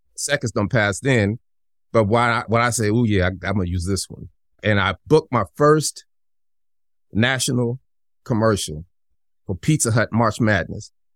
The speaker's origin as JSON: {"language": "English", "town": "Denver", "region": "Colorado", "country": "United States", "said": "I'm from Denver"}